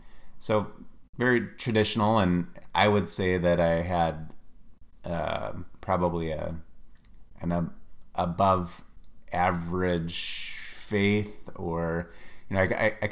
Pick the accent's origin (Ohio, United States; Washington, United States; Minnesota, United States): Minnesota, United States; Ely; now in Wisconsin, United States; I grew up in Ely, Minnesota, way up north. It's actually, if you were to fly, it would be 15 miles from the Canadian border